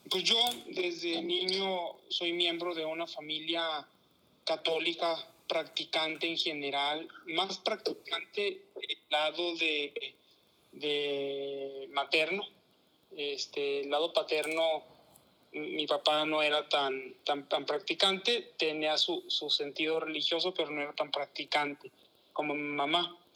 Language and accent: Spanish; San Juan de los Lagos, Jalisco, Mexico; yo soy originario de una ciudad que se llama San Juan de los Lagos, en el estado de Jalisco. Es una ciudad pequeña, apenas va llegando a los 100.000 habitantes